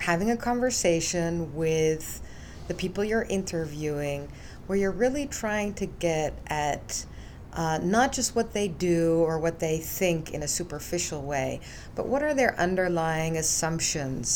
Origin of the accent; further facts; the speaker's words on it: Netherlands; moved away; also born or lived in United States; I was born in the US, but I grew up in the Netherlands.